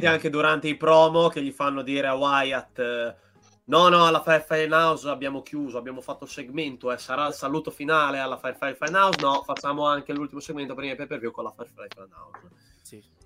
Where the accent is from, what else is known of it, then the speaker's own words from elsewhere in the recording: Emilia-Romagna, Italy; io da buon romagnolo